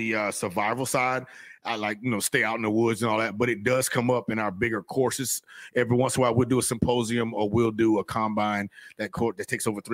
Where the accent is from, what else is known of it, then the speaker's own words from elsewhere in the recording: Florida, United States; I'm from Florida